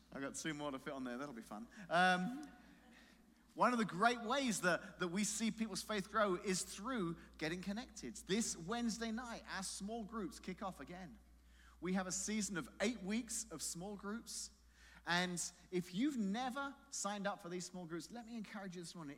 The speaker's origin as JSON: {"language": "English", "region": "London", "country": "United Kingdom", "tie": "born or raised there", "moved": "yes", "said": "in London, there is a, a tower where I grew up in London"}